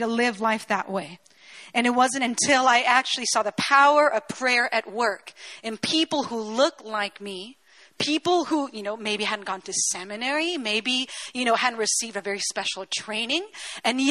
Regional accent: Chile; I was born and raised in Chile

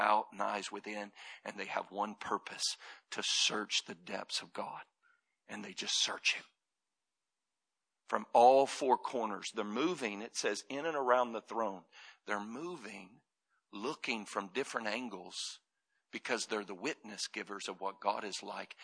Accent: Florida, United States; I grew up in Florida

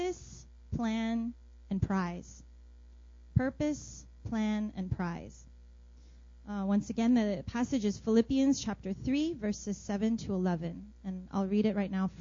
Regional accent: New Jersey, United States; moved away as an adult; also born or lived in Brooklyn, New York / North Carolina; now in Seoul, South Korea; And then I grew up in New Jersey

